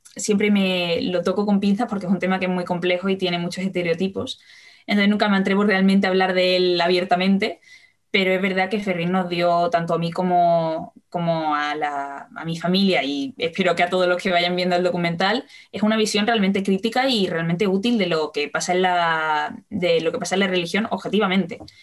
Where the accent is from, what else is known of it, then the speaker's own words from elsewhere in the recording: Seville, Andalusia, Spain; yo soy de Sevilla